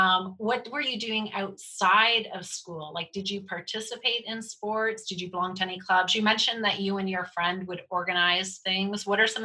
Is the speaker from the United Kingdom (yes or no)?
no; Georgian Bay, Ontario, Canada; I grew up in Georgian Bay.